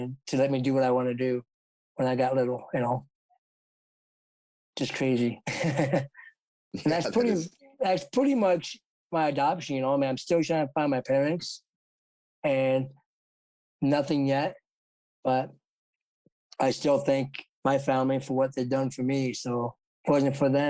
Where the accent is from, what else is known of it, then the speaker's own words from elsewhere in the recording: Sturgis, South Dakota, United States; also born or lived in Sao Paulo, Brazil; I'm Stosia, South Dakota, and I was adopted from Sao Paulo, Brazil.